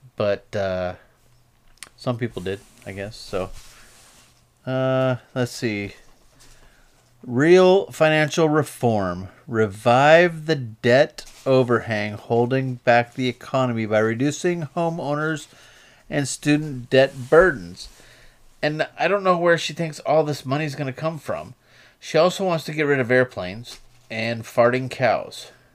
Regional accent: United States; we, as the American people

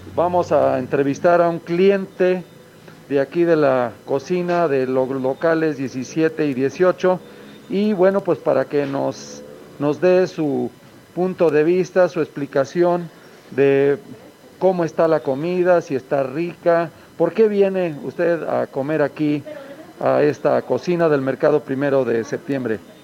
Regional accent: Mexico; los mexicanos somos luchones

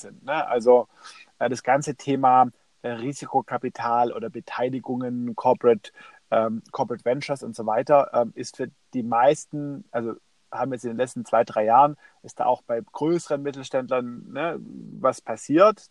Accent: Stuttgart, Baden-Württemberg, Germany; Ich komme aus, aus Stuttgart

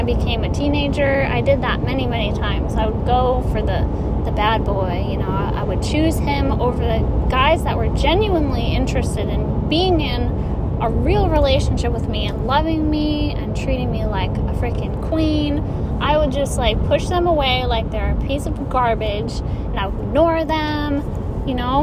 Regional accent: Michigan, United States; I was from Michigan

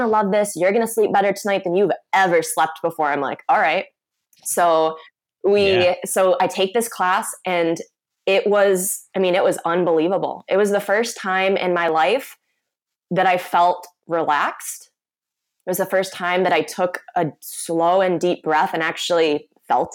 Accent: Michigan, United States; I'm from Michigan

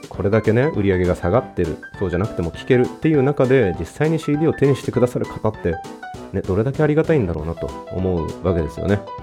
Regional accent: Japan; 僕もともと育ったのが何て言うんでしょう古着の街っていうかですねうん割とファッションに、まあ、地元がねファッションみたいなところが盛んな感じの街で育ってまして

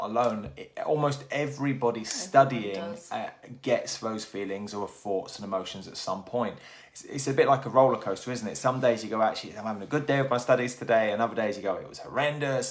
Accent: Milton Keynes, South East England, United Kingdom; also born or lived in Plymouth; now in Newquay, United Kingdom; I grew up in Milton Keynes

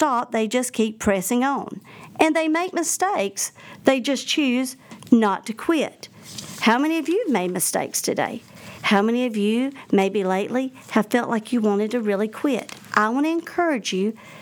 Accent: the South, United States; accent: Southern; I'm from the South. I don't like to actually hear myself on an answering machine because I don't realize how strong of an accent I have

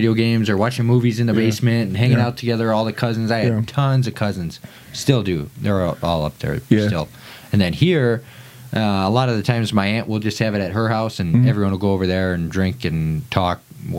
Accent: Minnesota, United States; moved away; growing up in Minnesota

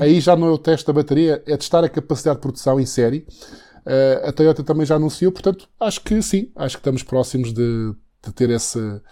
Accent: Santana, Madeira, Portugal; Santana é o conselho onde nasci, eh, e Santana exatamente foi onde eu estive na escola preparatória e, e até o nono ano

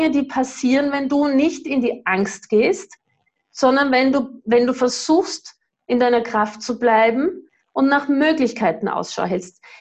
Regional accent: Austria; ich weiß nicht, was ist das für ein Bundesland, ich bin ja Österreicherin.

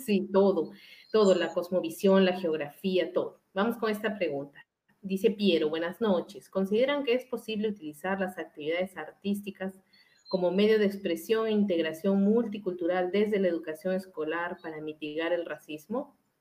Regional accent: Peru; moved away; yo soy peruana

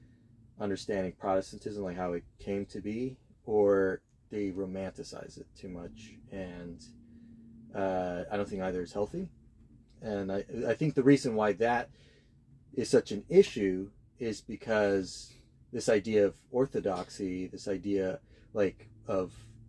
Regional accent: United States; I'm American.

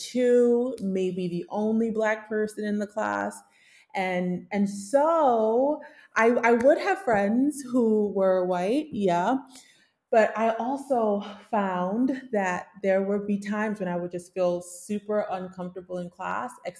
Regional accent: New York City, New York, United States; I grew up in Coney Island

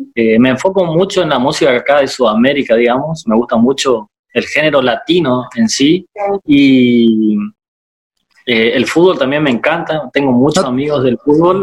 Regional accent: Itá Ibaté, Corrientes, Argentina; now in Corrientes, Argentina; soy de Itaibate y cerquita

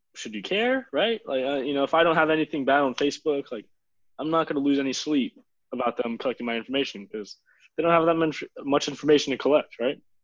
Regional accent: Miami, Florida, United States; I was born in South Miami Hospital, so just like half of Miami.

